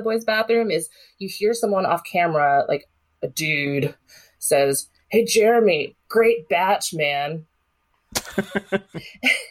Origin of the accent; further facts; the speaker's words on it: Vienna, Virginia, United States; I grew up in Vienna, which also is bordering Falls Church